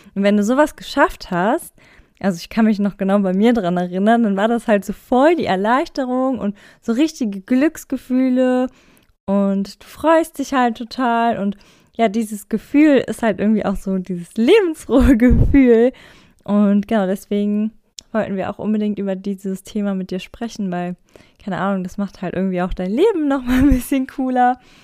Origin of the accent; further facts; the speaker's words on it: Germany; ich bin aus Deutschland